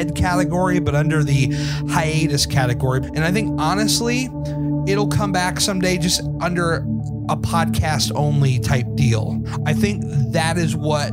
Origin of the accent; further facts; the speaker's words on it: Washington, District of Columbia, United States; I am from the D.C. area.